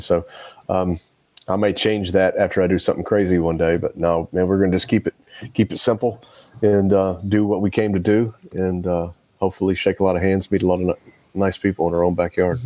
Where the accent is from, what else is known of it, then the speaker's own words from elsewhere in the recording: Nashville, Tennessee, United States; it's in my hometown